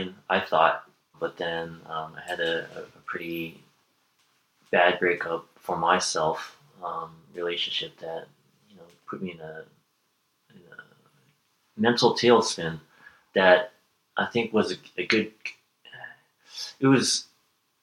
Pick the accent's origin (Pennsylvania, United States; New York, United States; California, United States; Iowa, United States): California, United States; Bay Area; growing up in the Bay Area